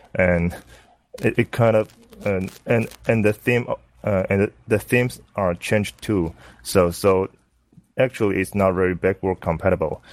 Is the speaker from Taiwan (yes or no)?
yes; Taiwan; I'm from Taiwan